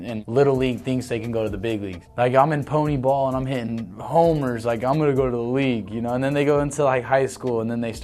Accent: Tucson, Arizona, United States; also born or lived in Los Angeles; I grew up in Tucson

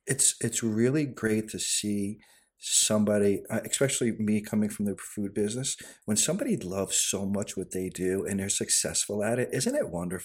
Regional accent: Goshen, New York, United States; I grew up in Goshen and I had to move to the city to be a chef

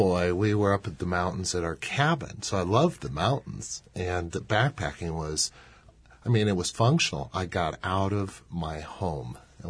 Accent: Los Angeles, California, United States; I was little white, middle-class suburbia, Los Angeles.

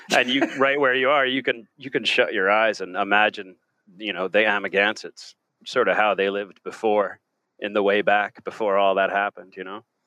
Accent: Southampton, New York, United States; moved away as an adult; also born or lived in Mattituck, New York / Oahu, Hawaii; now in Ireland; I grew up in Long Island, the East End of Long Island, um, to be specific, uh, Southampton

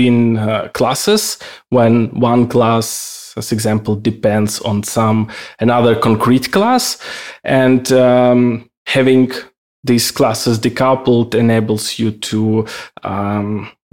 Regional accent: Ukraine; now in Austria; I'm originally from Ukraine. Now I'm living in Austria

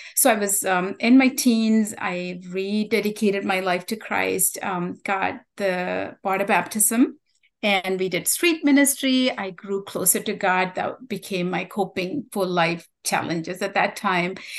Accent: Sri Lanka; first language Tamil; English is a second language; moved away; where I grew up, the beautiful island I was describing, um, we had a civil war that uh, started in the early 80s mm-hmm. uh, due to ethnic conflict um, and discrimination. I was in the minority group, Tamils, um, so that was my native language.

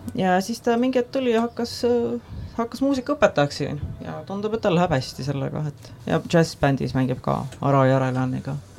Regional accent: Estonia; ma kasvasin üles Eestis

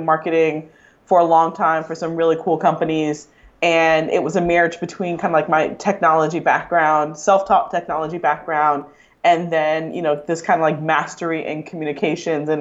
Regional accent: Delray Beach, Florida, United States; I grew up in Delray Beach, Florida, which is about, you know, most people don't know that city that well, but it's an hour north of Miami

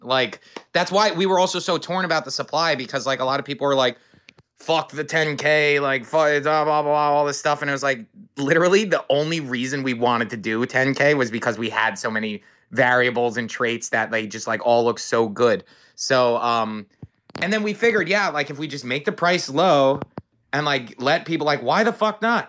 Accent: Hampton Bays, New York, United States; Hampton Bays, my hometown, our colors are purple

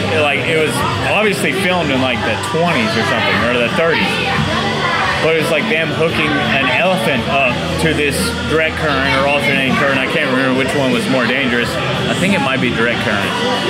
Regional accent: West Texas, United States; also born or lived in Mississippi; I grew up in West fucking Texas where we deer hunted and we dove hunted all the time. I went to college in Mississippi where we duck hunted all the fucking time.

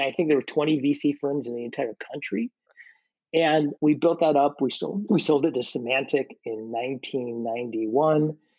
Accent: Chicago, Illinois, United States; I loved growing up there

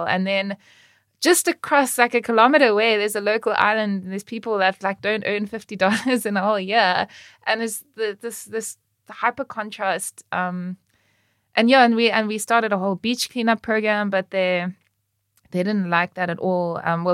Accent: Cape Town, Western Cape, South Africa; I grew up in Cape Town

